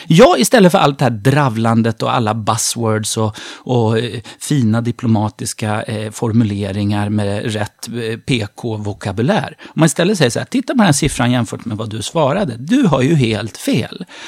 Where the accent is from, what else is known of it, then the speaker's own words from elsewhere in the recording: Sweden; vi svenskar